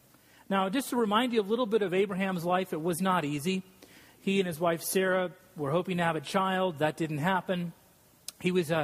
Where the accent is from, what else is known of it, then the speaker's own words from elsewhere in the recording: Scotland, United Kingdom; And I'm Scottish, so it's usually like 18%.